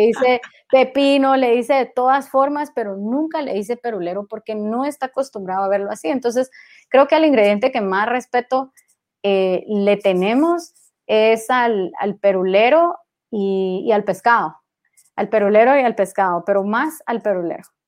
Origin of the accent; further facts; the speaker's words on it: Guatemala; yo nunca salí de Guatemala, todo lo construí desde acá.